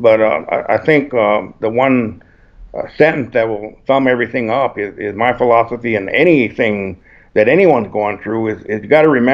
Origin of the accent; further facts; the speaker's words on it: El Paso, Texas, United States; I was born and raised in El Paso, Texas